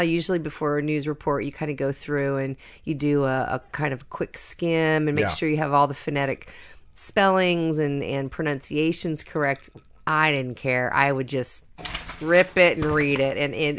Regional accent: Seattle, Washington, United States; I'm very proud to be from Seattle

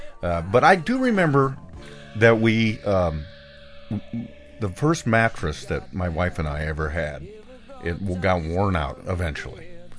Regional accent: Bend, Oregon, United States; My hometown of Bend, Oregon, was the place where these little planes were made.

